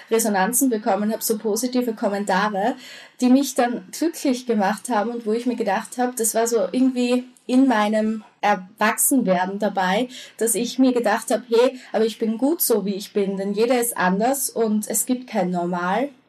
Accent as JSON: {"language": "German", "country": "Austria", "tie": "born or raised there", "said": "also von der Grundschule ähm, in die weiterführende Schule, gleich in die Unterstufe bei uns in Österreich"}